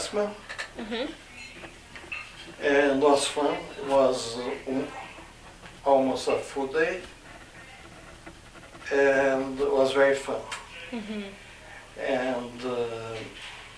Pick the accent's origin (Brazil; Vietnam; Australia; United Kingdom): Brazil; now in Canada; I'm originally from Brazil